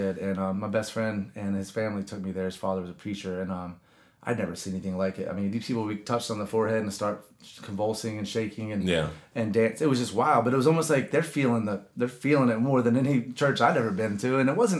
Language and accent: English; the Bible Belt, United States; And I grew up in the Bible Belt, and I love that that gospel-haunted strip of them.